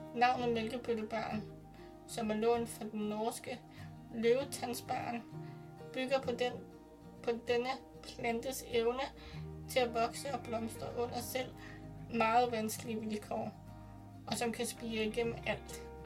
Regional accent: Glostrup, Capital Region of Denmark, Denmark; jeg blev født på Klostrup Glostrup Hospital

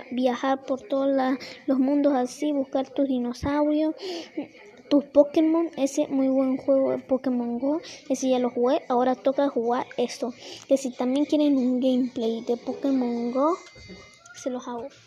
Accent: Mexico; yo soy de México

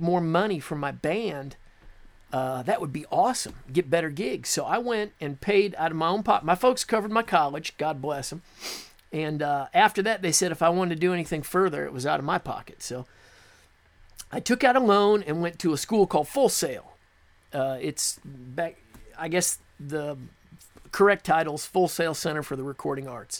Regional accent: Beatrice, Nebraska, United States; moved away as an adult; now in Nashville, United States; I'm originally from Nebraska, born and raised in the middle of the United States

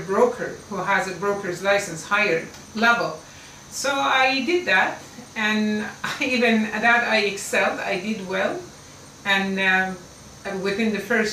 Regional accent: Iran; English is a second language; moved away as an adult; now in United States

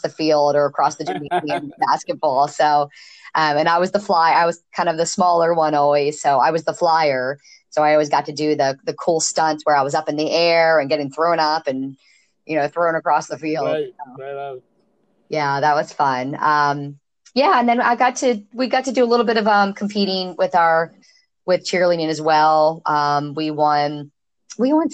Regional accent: Stevensville, Maryland, United States; now in Ocean City, United States; I grew up in Stevensville, Maryland. That's Kent Island.

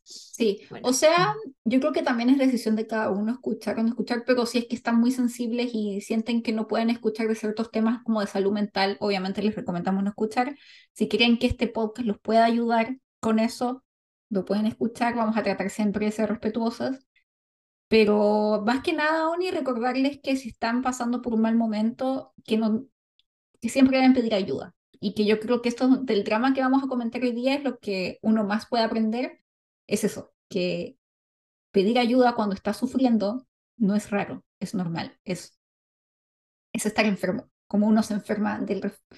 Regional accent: Valparaíso, Chile; Somos chilenas

